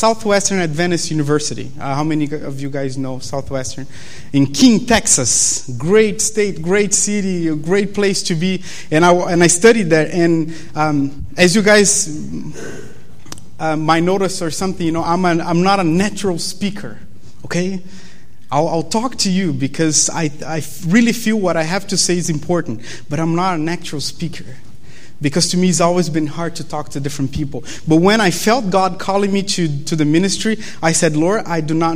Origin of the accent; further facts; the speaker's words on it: Brazil; English is a second language; moved away as an adult; now in Berrien Springs, United States; you guys probably noticed my accent, you know, the fact that I'm from Brazil